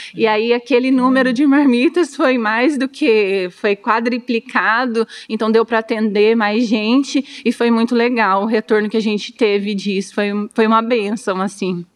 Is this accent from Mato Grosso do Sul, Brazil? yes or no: yes; Dourados, Mato Grosso do Sul, Brazil; Nasci em Dourados, sou douradense, tenho 38 anos